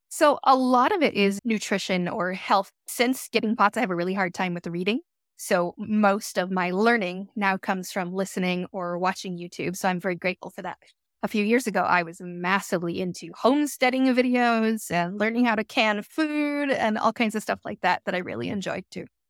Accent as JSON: {"language": "English", "country": "United States", "tie": "born or raised there", "also_born_or_lived": "Boston, Massachusetts / Florida", "moved": "as an adult", "lives_now": "Shelby Township, United States", "said": "Grew up in Boston and Florida"}